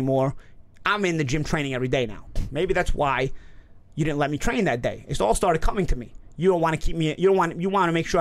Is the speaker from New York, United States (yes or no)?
yes; New York, United States; I'm from New York